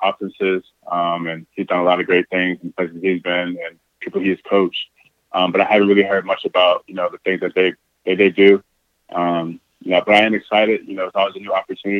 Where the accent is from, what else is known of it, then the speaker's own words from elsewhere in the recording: St. Petersburg, Florida, United States; moved away as an adult; now in Green Bay, United States; I'm from St. Petersburg, Florida.